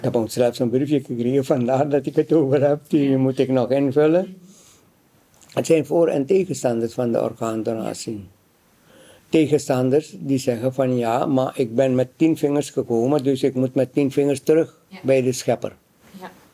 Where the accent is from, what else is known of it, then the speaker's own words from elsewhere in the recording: Suriname; now in Netherlands; Ik kom uit Suriname